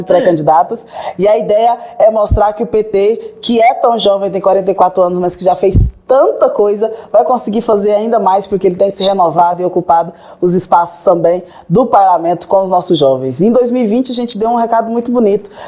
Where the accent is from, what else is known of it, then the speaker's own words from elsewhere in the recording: interior of Goiás state, Brazil; Eu venho do interior do estado de Goiás